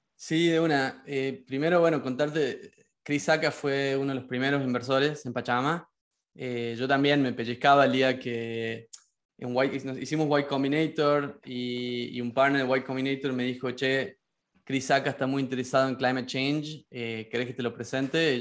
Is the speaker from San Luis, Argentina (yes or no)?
no; Concepción, Tucumán, Argentina; moved away as an adult; also born or lived in Barcelona / New York; now in San Francisco, United States; yo soy de Tucumán, como lo sabes, eh, me crié rodeado de la yunga tucumana